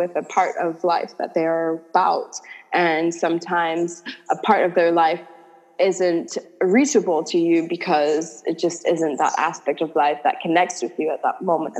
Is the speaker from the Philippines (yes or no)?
no; Antigua & Barbuda; also born or lived in California; I was born and raised in Antigua